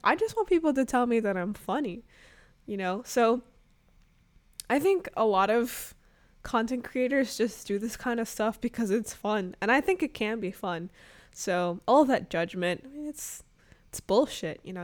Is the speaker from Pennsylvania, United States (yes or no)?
no; Arkansas, United States; also born or lived in Chicago suburbs, Illinois; now in Brooklyn, New York, United States; I was really sheltered growing up in Arkansas and, you know, um, living in the Chicago suburbs